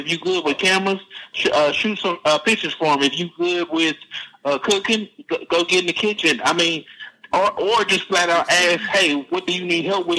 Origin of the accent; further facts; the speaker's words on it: Dallas, Texas, United States; I'm from Dallas, Texas.